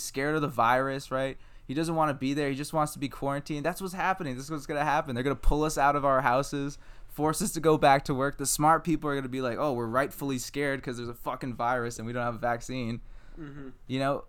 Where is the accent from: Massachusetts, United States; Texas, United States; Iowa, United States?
Massachusetts, United States; I'm from Massachusetts and it was in Rhode Island